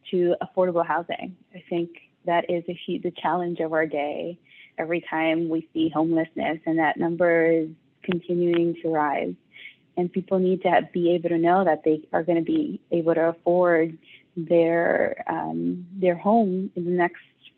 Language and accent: English; New York City, New York, United States; the one where I grew up in Brooklyn